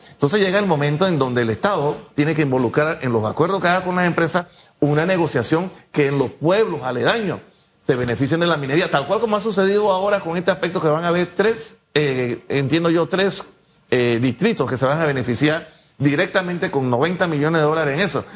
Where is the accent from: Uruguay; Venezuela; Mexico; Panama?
Panama; yo como panameño